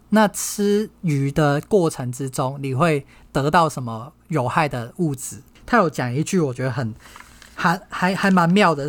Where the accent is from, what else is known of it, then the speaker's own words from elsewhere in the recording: Hong Kong; 我从小在香港长大